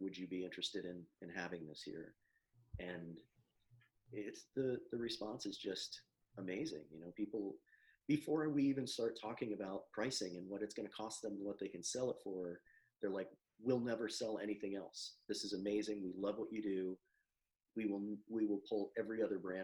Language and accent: English; Florida, United States; I grew up here in Florida